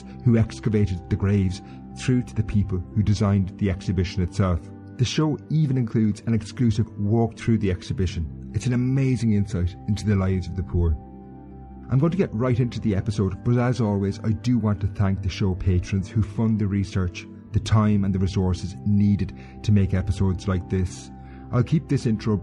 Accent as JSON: {"language": "English", "town": "Kilkenny", "region": "County Kilkenny", "country": "Ireland", "tie": "born or raised there", "said": "I'm actually sitting in the grounds of St. Mary's Medieval Church in my hometown of Kilkenny"}